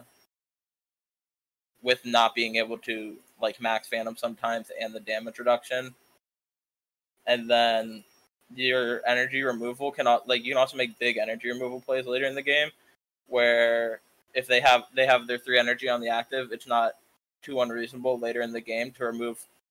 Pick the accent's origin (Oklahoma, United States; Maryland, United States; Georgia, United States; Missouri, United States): Maryland, United States; from Maryland